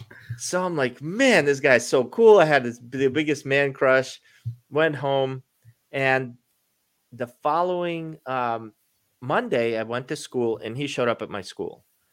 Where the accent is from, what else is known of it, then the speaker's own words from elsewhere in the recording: Baltimore, Maryland, United States; moved away as an adult; also born or lived in Russia; now in Florida, United States; growing up in Baltimore, I'm a Baltimore Ravens fan, and so are my kids, but we moved to Florida.